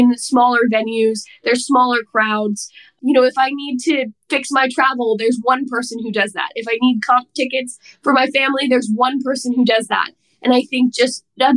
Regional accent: New Jersey, United States; I'm from New Jersey

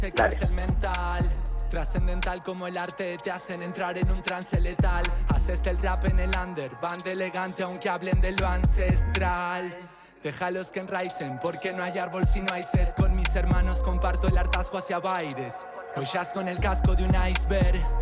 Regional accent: Argentina; hip hop en Argentina, y a buscar referentes del hip hop en mi país

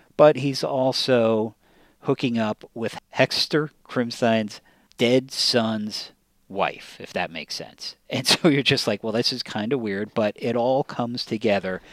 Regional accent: near Ramapo, New York, United States; a part of New York near where I grew up

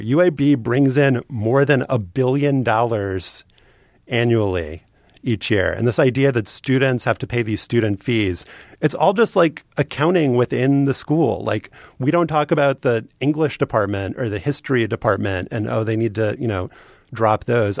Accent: New Orleans, Louisiana, United States; I grew up in New Orleans

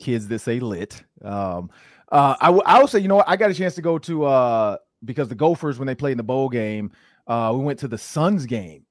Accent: Detroit, Michigan, United States; I grew up in Detroit

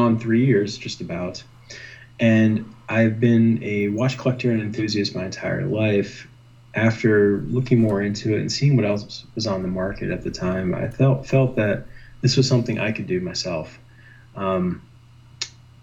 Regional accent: Allentown, Pennsylvania, United States; I was raised in Allentown, Pennsylvania.

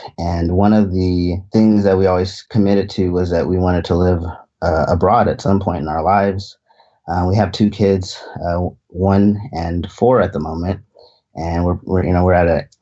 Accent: Union City, California, United States; moved away as an adult; I grew up in Union City, California. So right in the San Francisco Bay Area.

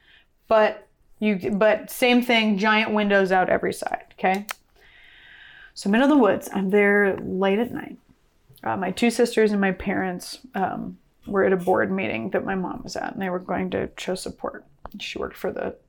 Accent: Columbia River Gorge, Washington, United States; I grew up in the Columbia River Gorge in Washington State

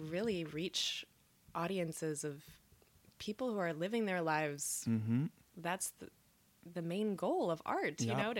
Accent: Midwest, United States; now in New York City, United States; And growing up in the Midwest

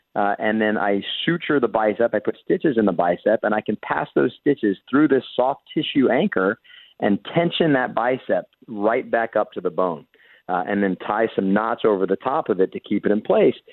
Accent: Jacksonville, Florida, United States; I actually grew up here in Jacksonville, Florida

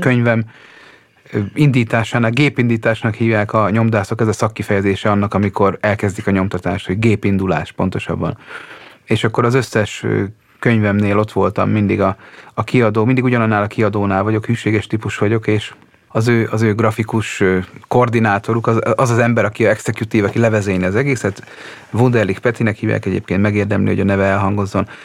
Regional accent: Hungary; moved away; also born or lived in Budapest; ha még Pesten élek, és megkérnek a szülőfalumba

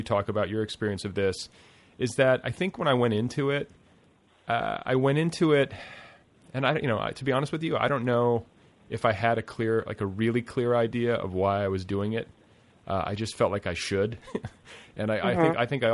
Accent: Indiana, United States; also born or lived in Milwaukee; I'm a kid from the Indiana suburbs and was born in Milwaukee

